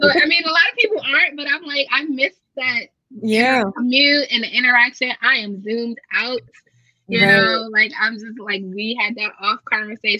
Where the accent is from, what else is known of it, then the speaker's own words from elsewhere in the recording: United States; we're from America